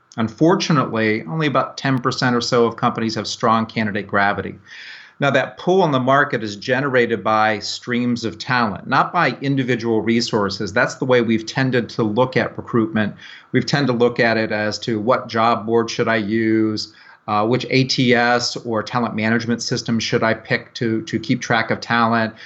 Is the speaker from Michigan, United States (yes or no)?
no; Tampa, Florida, United States; I'm from Tampa Bay, Florida